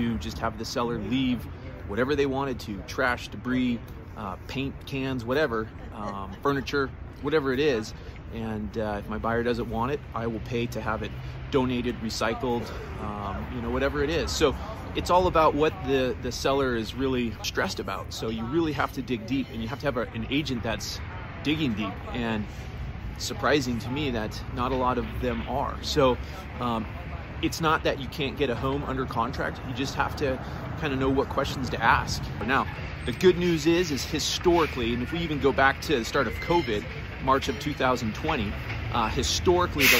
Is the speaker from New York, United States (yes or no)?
no; Golden, Colorado, United States; right here in my hometown, Golden, Colorado